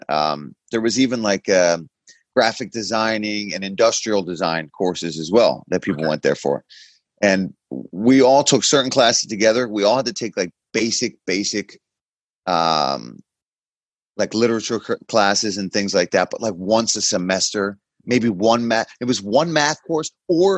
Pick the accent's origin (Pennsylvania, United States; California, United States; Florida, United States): Pennsylvania, United States; Philadelphia; I was from Philly, right, and grew up in South Philly